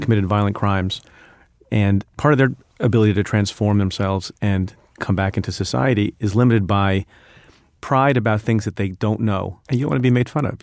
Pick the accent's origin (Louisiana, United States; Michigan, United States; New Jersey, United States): New Jersey, United States; Eatontown; English is a second language; also born or lived in India; when I was five years old, in kindergarten, I went to a small public school in Eaton Town, New Jersey